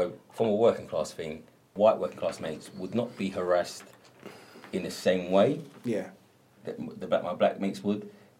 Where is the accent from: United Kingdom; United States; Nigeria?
United Kingdom; London; I grew up with either in the East End